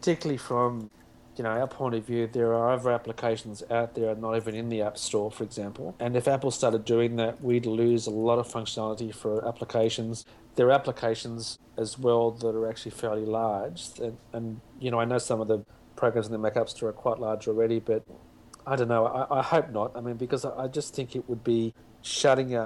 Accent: Australia; accent: Australian; me with my Australian accent

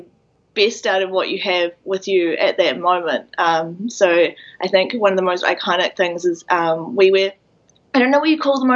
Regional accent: Napier, Hawke's Bay, New Zealand; But I grew up in a fairly small place. It's called Napier.

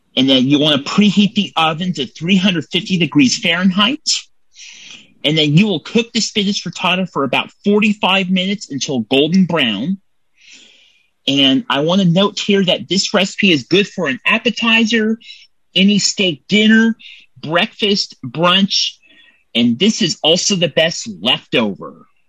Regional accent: Templeton, California, United States; Templeton, California is where I'm from

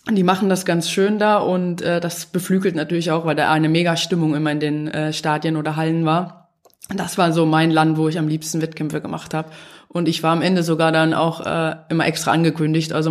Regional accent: Dresden, Saxony, Germany; Ich komme aus Dresden, ähm, da ist dann halt früher viel mehr trainiert worden.

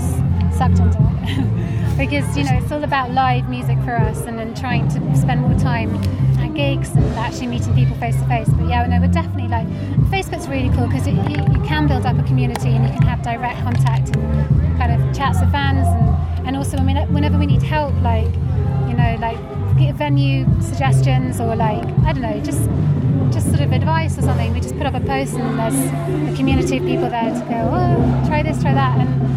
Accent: London, United Kingdom; We're sort of Londoners, really.

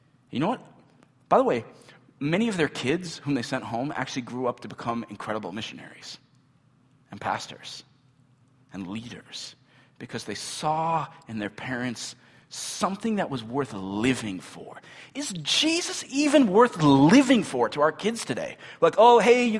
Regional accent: Midwest, United States; Midwestern American Christians

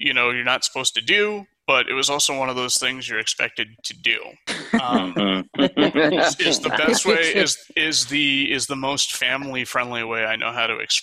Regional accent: Florida, United States; also born or lived in Michigan / Mobile, Alabama; I was born and raised in Florida, actually. I am currently in Sarasota, and I've pretty much been around that area my entire life

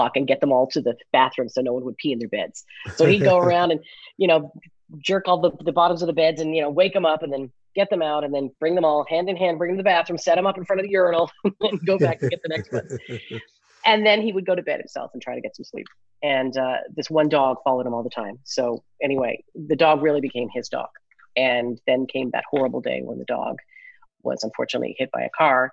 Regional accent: Newfoundland and Labrador, Canada; growing up in Newfoundland, we had five Jewish families

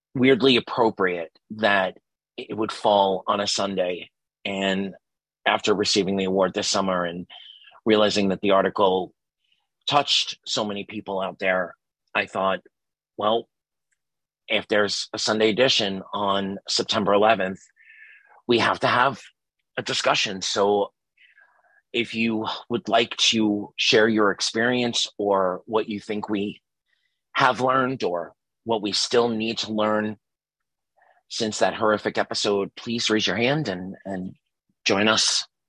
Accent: New York City, New York, United States; I was from Staten. I you know lived in Staten Island for a very long time

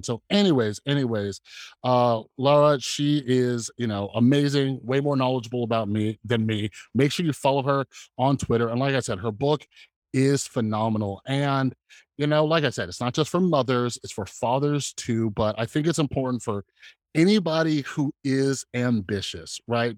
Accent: California, United States; now in Las Vegas, United States; I'm from California, and I only moved, like, one state over, so I'm in Las Vegas

